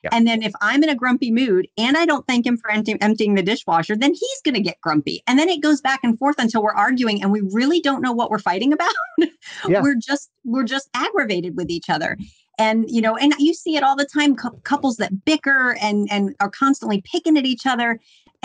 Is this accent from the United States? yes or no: yes; Louisiana, United States; I'm Southern and I was raised in Louisiana